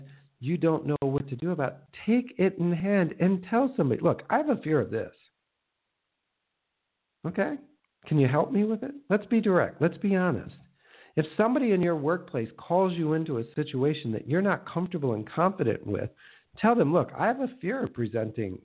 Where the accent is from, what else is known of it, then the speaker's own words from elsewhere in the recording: Minnesota, United States; I grew up in Minnesota, the land of 10,000 lakes